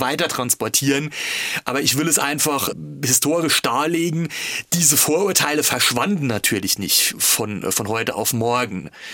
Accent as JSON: {"language": "German", "town": "Altenglan", "region": "Rhineland-Palatinate", "country": "Germany", "tie": "born or raised there", "said": "Ich stamme aus der Westpfalz"}